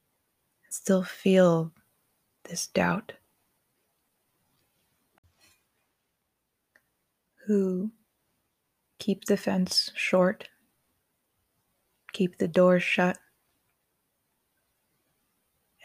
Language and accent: English; Colorado, United States; Growing up in Colorado